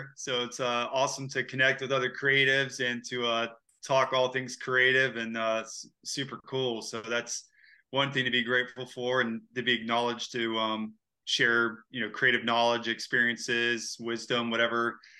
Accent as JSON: {"language": "English", "area": "Eglin Air Force Base", "region": "Florida", "country": "United States", "tie": "born or raised there", "also_born_or_lived": "Destin, Florida", "said": "So I was born originally at Eglin Air Force Base"}